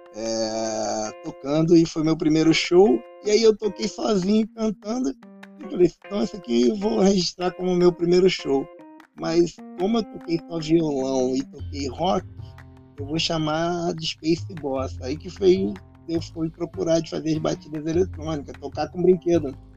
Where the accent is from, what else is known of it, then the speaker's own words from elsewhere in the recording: Rio de Janeiro, Brazil; eu sou do Rio de Janeiro